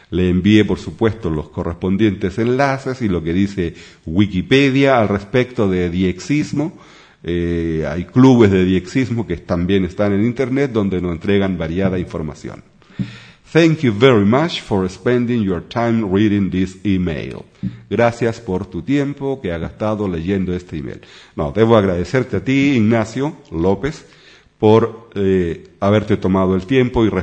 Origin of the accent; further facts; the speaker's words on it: Chile; now in Sweden; soy chileno, vivo en Suecia, hace ya por más de 20 años la patria es la patria